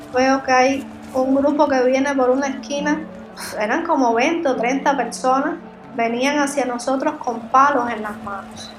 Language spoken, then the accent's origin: Spanish; Cuba